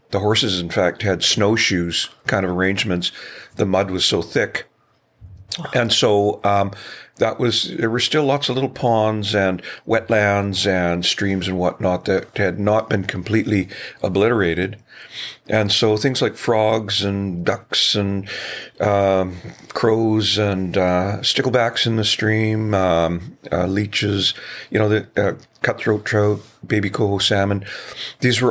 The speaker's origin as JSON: {"language": "English", "town": "Chilliwack", "region": "British Columbia", "country": "Canada", "tie": "born or raised there", "also_born_or_lived": "Metro Vancouver / New Zealand", "said": "I was born and raised in Chilliwack in my earlier years and then moved into Metro Vancouver."}